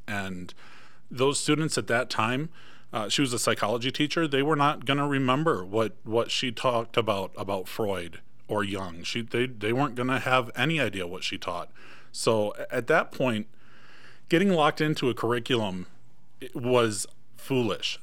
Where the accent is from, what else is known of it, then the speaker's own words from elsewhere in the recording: Michigan, United States; moved away as an adult; now in Iron County, Utah, United States; I am originally from Michigan